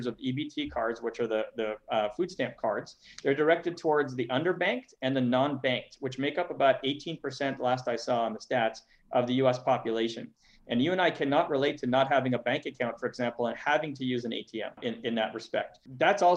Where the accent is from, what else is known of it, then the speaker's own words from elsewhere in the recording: Montreal, Quebec, Canada; moved away; I'm from Montreal originally